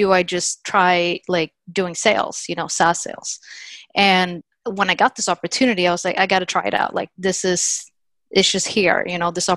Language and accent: English; Sweden; moved away as an adult; also born or lived in Littleton, Massachusetts, United States; now in United States; originally I'm from Sweden. And before I moved from Sweden to US